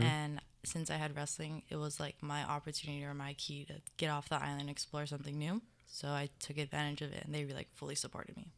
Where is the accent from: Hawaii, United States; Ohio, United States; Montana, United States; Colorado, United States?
Hawaii, United States; Mililani; moved away as an adult; I'm from Mililani, Oahu.